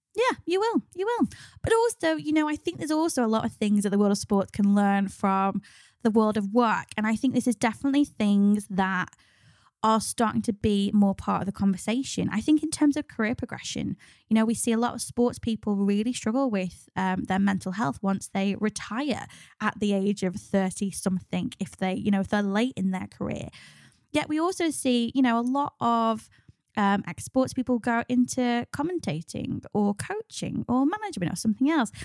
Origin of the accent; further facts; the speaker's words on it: United Kingdom; ultimately we're British